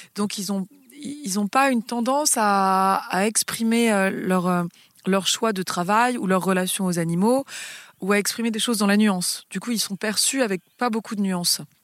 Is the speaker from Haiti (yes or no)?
no; Paris, Île-de-France, France; moved away; j'ai grandi euh, dans Paris puisque je suis née euh, sur l'île de la Cité